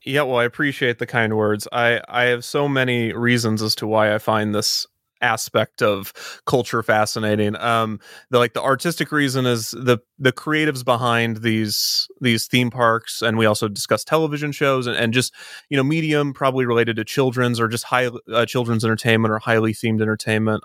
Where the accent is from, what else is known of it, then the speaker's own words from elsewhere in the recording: Kansas City, United States; I'm from Kansas City